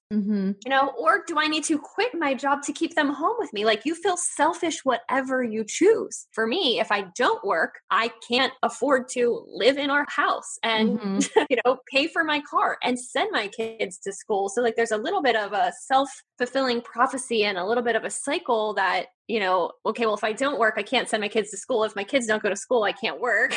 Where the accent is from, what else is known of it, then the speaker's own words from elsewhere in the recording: Northeast, United States; I'm from the Northeast